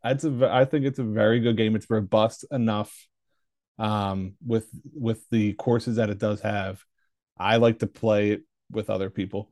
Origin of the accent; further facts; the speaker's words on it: Philadelphia, Pennsylvania, United States; accent: Philly; where I live from my Philly accent